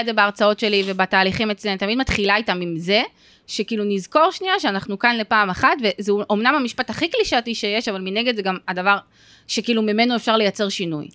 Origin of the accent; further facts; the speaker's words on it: Givatayim, Tel Aviv District, Israel; אני במקור מגבעתיים